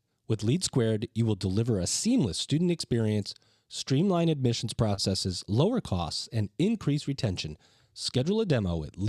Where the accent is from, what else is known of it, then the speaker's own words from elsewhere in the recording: Syracuse, New York, United States; I'm from Syracuse originally, so I've been familiar with snow.